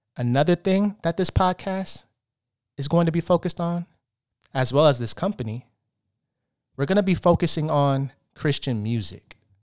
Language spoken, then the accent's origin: English; Portland, Oregon, United States; moved away as an adult; now in Los Angeles, United States; I'm from Portland, Oregon. I moved out to Los Angeles, California seven years ago to pursue acting.